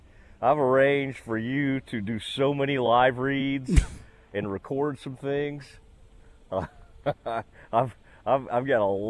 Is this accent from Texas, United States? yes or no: yes; Kaufman County, Texas, United States; when I was growing up in Kaufman County